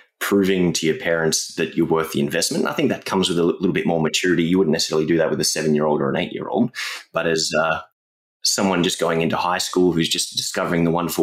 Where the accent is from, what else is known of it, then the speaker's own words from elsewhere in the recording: Australia; growing up in Australia